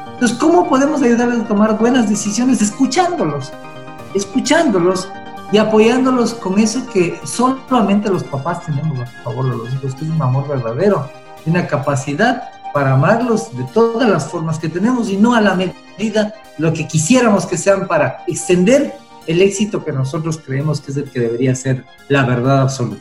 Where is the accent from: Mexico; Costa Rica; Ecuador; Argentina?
Ecuador